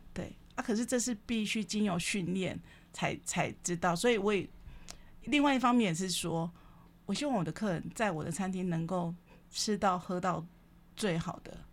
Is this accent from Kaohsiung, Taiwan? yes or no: yes; Kaohsiung, Taiwan; 因为我是高雄人